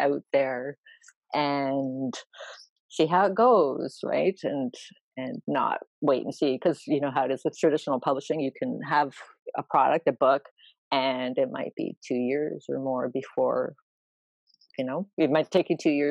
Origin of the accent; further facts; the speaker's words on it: Canada; because I'm Canadian, our big race is the Queen's Plate